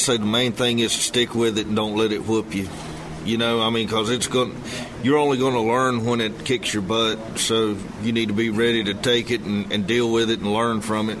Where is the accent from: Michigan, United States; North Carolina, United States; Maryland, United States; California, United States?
North Carolina, United States; North Carolina near the Virginia line, United States; Originally, I'm from about 100 miles from here, just over North Carolina on the Virginia line.